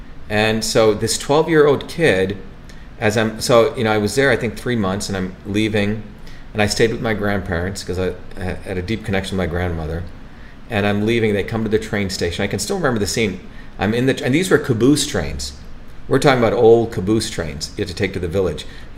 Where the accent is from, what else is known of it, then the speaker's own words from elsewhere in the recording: Paterson, New Jersey, United States; also born or lived in India; And we come from India to Paterson, New Jersey, which is another wild place.